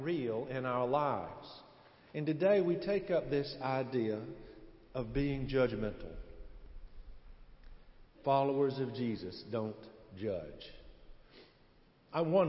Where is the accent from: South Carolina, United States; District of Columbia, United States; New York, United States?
South Carolina, United States; accent: Southern; I'm from South Carolina